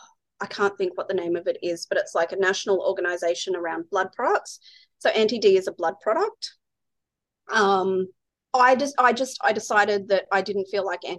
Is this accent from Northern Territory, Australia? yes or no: no; Ballarat, Victoria, Australia; now in Brisbane, Australia; I'm from Ballarat in Victoria.